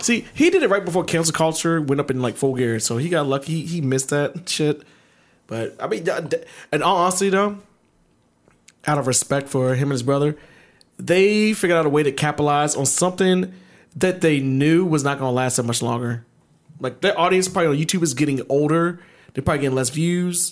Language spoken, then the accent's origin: English; Baltimore, Maryland, United States; moved away; I'm from Baltimore.